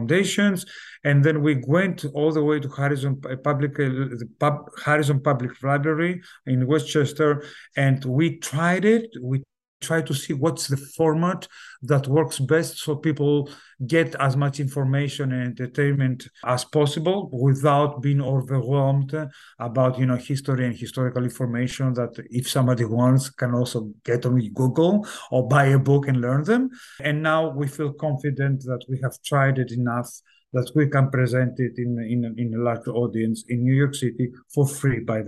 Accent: Italy; also born or lived in south of Greece; but I grew up in Italy

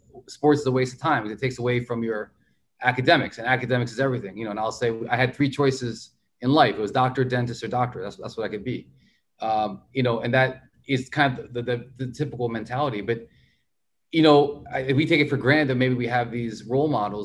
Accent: United States; me being Indian American

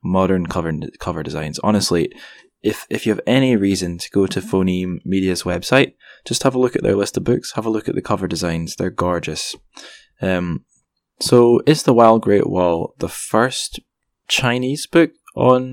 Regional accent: Scotland, United Kingdom; I'm just a Scottish guy.

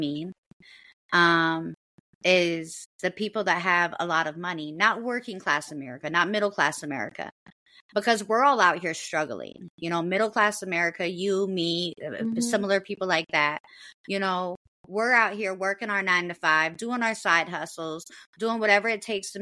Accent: United States; we as the American people

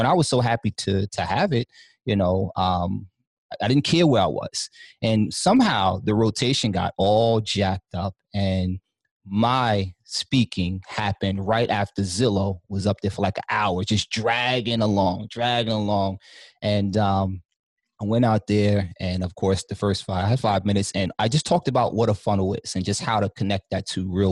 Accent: New York City, New York, United States; I'm from Harlem.

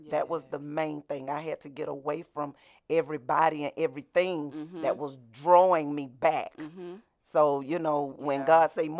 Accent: Dawson, Georgia, United States; I'm a country girl. I'm from Dawson, Georgia.

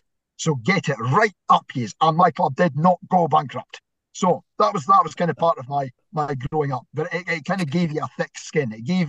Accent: Inverness, Scotland, United Kingdom; as you can probably tell by my accent, I am categorically not from Fife. So, I was born in Inverness. My dad, however, is from Kirkcaldy

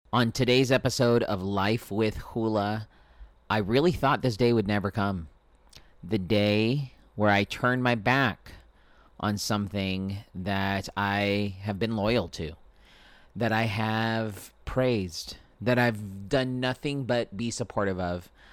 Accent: Spring Valley, United States; Where I grew up in Spring Valley, there was no Burger King

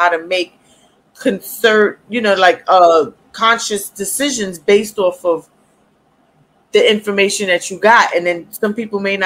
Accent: New York, United States; I live in New York. Yes, I am from New York.

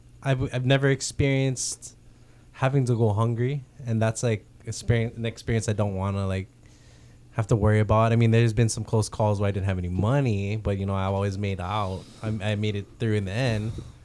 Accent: Philippines; Most of my life, it's this weird thing of being Filipino.

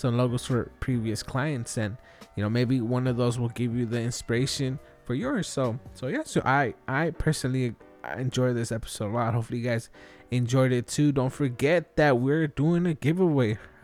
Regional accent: Los Angeles, California, United States; I'm from Wilmington myself.

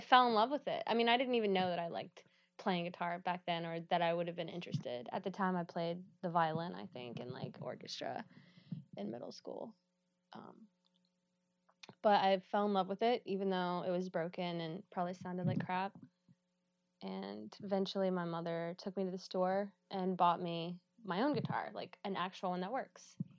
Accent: Georgia, United States; moved away as an adult; now in Pittsburgh, United States; I'm from Georgia.

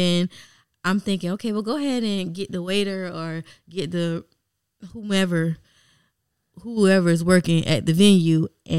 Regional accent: United States; moved away as an adult; also born or lived in China; If I say I'm American

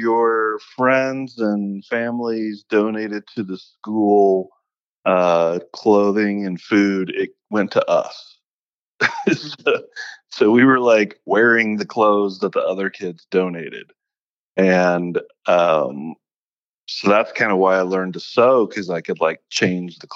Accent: Kansas City, Missouri, United States; moved away; Missouri wasn't the friendliest of places for me growing up

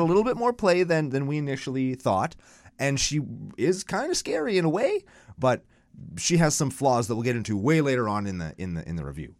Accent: Canada; I'm Canadian

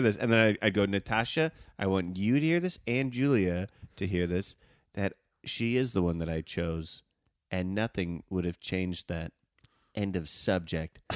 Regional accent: Evanston, Illinois, United States; I grew up in Evanston

